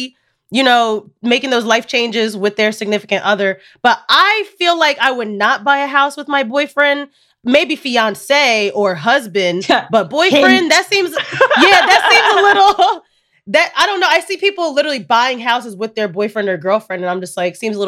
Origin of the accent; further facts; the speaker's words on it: Indiana, United States; moved away; also born or lived in New Jersey or New York; I am originally from Indiana and I still have family there